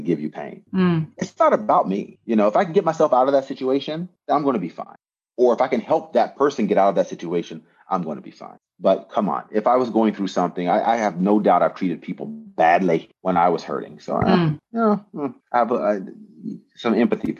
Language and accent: English; United States; moved away as an adult; now in Japan; growing up in America